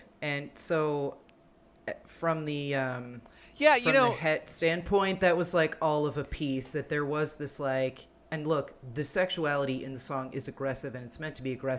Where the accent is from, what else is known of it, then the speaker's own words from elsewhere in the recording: New Jersey, United States; growing up in Jersey